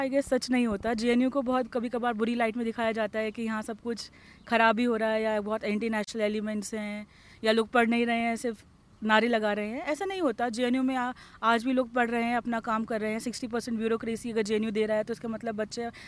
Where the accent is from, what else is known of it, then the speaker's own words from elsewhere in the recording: Delhi, India; मैं दिल्ली से ही